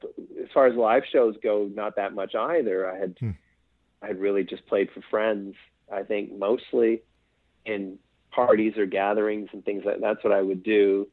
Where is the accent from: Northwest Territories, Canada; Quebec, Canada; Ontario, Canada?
Quebec, Canada; Eastern Townships; moved away; also born or lived in Montreal / Calgary; I didn't grow up in Montreal. I grew up in the rural, speaking of the country roads. So I grew up in the rural part of Quebec, kind of an area called the Eastern Townships. So if you're in Montreal, it would take you about, say, an hour or a bit to get out there.